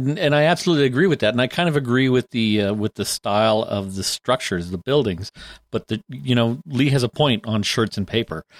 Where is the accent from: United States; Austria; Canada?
Canada; we're from Canada